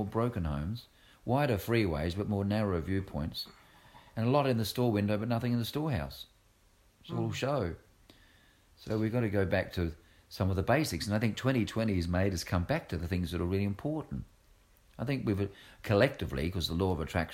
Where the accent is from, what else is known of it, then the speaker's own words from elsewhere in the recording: Australia; moved away; I'm Australian as well